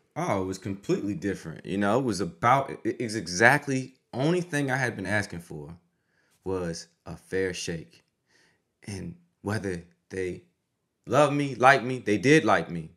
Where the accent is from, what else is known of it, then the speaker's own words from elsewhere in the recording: DMV, United States; moved away as an adult; also born or lived in Syracuse; A lot of people from my hometown, a lot of football players, a lot of people from the area, the D N V